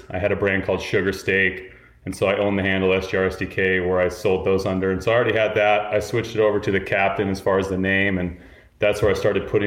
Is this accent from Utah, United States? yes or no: yes; Salt Lake City, Utah, United States; moved away as an adult; also born or lived in Moab, Utah; now in New York, United States; I grew up in Salt Lake City